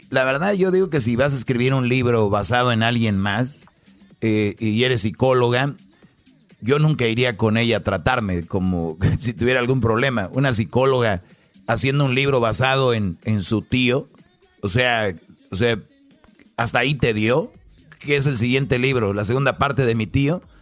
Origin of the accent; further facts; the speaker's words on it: Michoacán, Mexico; Como buen michoacano, pura tierra caliente, viejo.